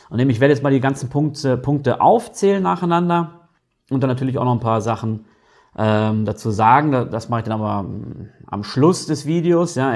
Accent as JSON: {"language": "German", "country": "Germany", "lives_now": "Switzerland", "said": "eben aufgrund meiner Tätigkeit hier als äh, Blogger und YouTuber über die Schweiz, als Deutscher in der Schweiz ähm, habe ich halt oft mit Deutschen zu tun"}